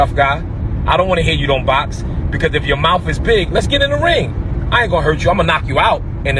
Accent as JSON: {"language": "English", "town": "New York City", "region": "New York", "country": "United States", "said": "I'm from Brooklyn."}